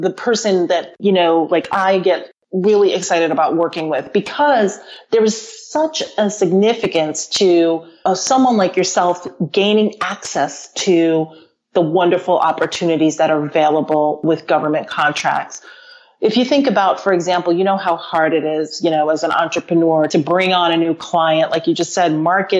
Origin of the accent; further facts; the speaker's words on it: United States; growing up in the United States